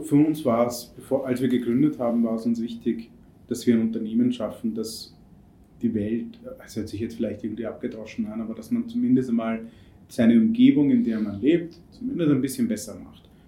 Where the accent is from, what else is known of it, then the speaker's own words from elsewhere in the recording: India; moved away; ich bin in Indien erzogen worden und groß geworden